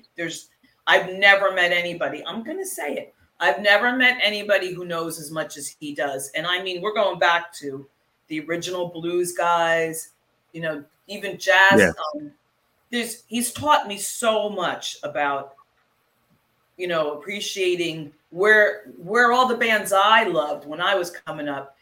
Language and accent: English; Central New Jersey, United States; also born or lived in New York; I grew up in New Jersey. I'm a New Jersey girl